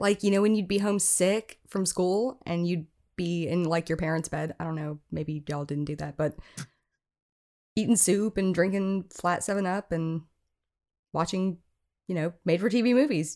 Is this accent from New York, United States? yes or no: no; Oahu, Hawaii, United States; moved away; also born or lived in Iowa; I am from Oahu, but my family lives on Maui